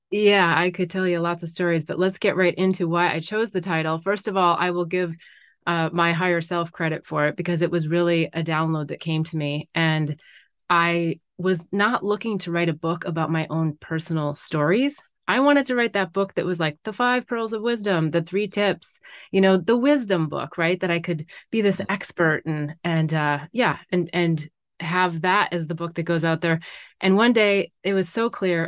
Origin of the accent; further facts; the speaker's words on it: North Dakota, United States; moved away as an adult; now in California, United States; I grew up in North Dakota.